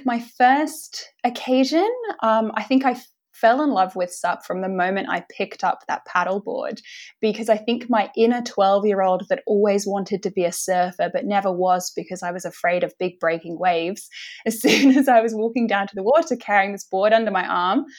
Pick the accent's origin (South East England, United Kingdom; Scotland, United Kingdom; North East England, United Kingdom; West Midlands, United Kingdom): South East England, United Kingdom; Winchester; moved away as an adult; also born or lived in London; now in Manly, Australia; I'm originally from Winchester